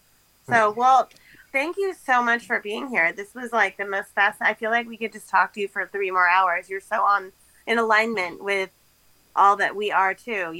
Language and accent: English; Los Angeles, California, United States; I grew up on off of Devonshire and Reseda.